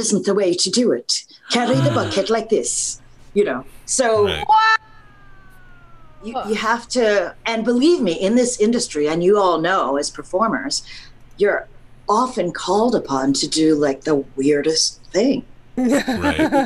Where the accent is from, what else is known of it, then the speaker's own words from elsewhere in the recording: United States; I'm an American